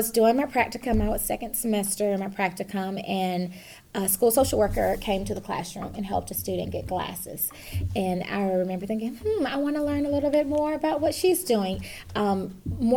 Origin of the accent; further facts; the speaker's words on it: Atlanta, Georgia, United States; moved away as an adult; now in Fayette County, United States; I grew up in Atlanta